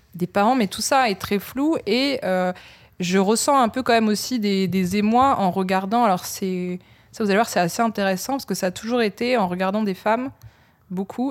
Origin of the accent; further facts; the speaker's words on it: Lille, Hauts-de-France, France; je suis née à Lille donc euh, d'un père qui vient d'Abbeville et d'une mère de Maubeuge